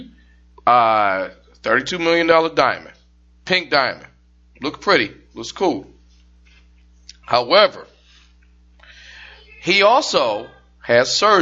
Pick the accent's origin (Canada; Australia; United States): Canada; Durham, Ontario; I'm from Durham, Toronto, Canada.